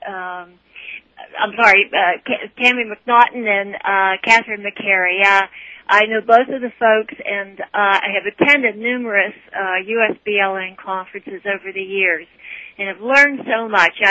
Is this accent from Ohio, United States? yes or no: no; Pittsburgh, Pennsylvania, United States; now in Kentucky, United States; I'm from Pittsburgh